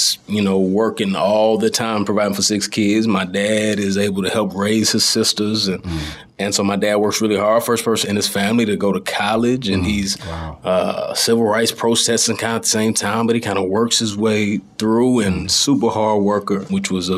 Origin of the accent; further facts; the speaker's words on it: DeSoto, Texas, United States; I grew up in a suburb south of Dallas, so in DeSoto, and that's where I currently live